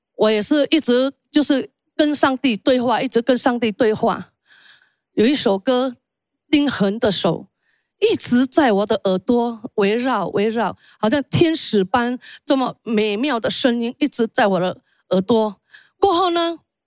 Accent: Indonesia; 我出生在印尼，我是印尼华裔。基督教其实对我都不陌生

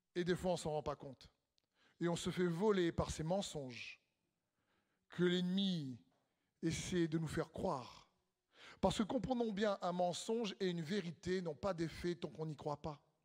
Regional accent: Réunion; on vient de l'île de la Réunion

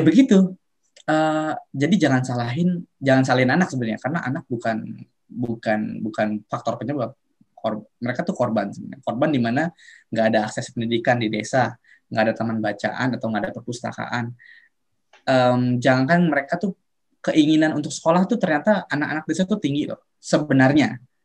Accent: Serang, Banten, Indonesia; aku orang Serang Banten

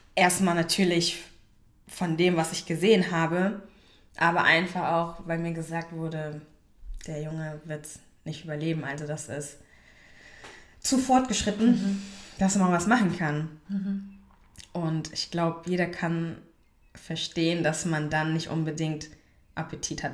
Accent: Germany; ich, die mhm. hier geboren ist und aufgewachsen ist

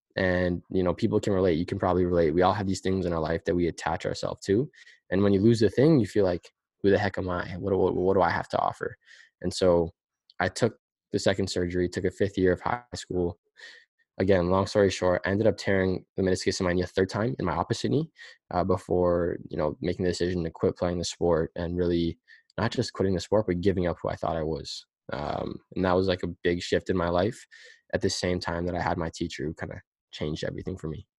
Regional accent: Pickering, Ontario, Canada; we're from Pickering

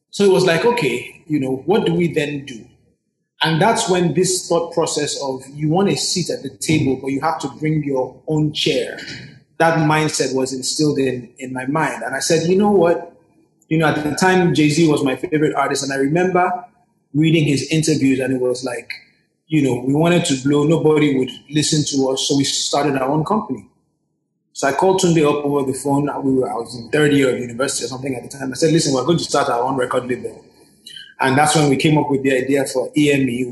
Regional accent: Nigeria; I am a Nigerian that happens to have a Yankee side or an R&B side

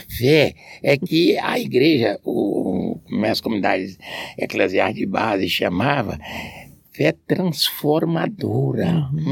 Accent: Amarante, Piauí, Brazil; moved away as an adult; No Amarante, onde eu, vi, onde eu nasci, criei até os meus 32 anos

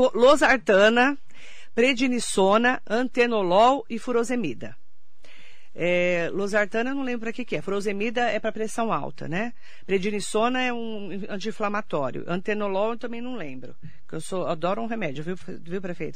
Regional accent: Suzano, São Paulo, Brazil; eu sou de Suzano

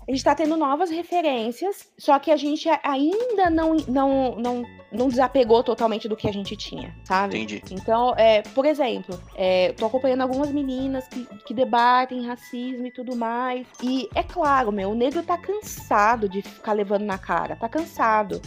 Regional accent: São Paulo, Brazil; eu sou do centro de São Paulo, então andando na Sé

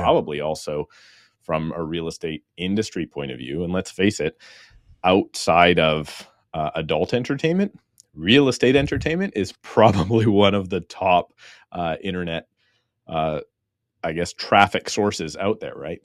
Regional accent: Surrey, British Columbia, Canada; I am born and raised in Surrey, B C, which is about thirty minutes outside of Vancouver

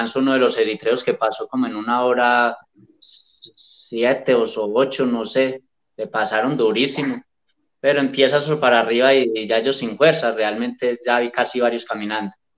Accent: Medellín, Antioquia, Colombia; el maratón de Medellín, que siempre es aquí en mi pueblo

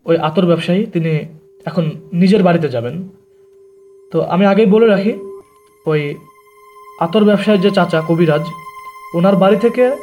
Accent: Kushtia, Khulna Division, Bangladesh; now in Dhaka, Bangladesh; আমি ঢাকাতে স্থানীয় না আমার গ্রামের বাসা হচ্ছে কুষ্টিয়াতে অনেকে হয়তো কুষ্টিয়ার নাম শুনেছেন অনেকে হয়তো ওখানে গিয়েছেনও অনেক সুন্দর একটা জায়গা

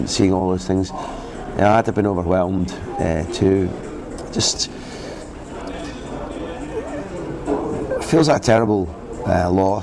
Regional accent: Scotland, United Kingdom; moved away; As a Scot

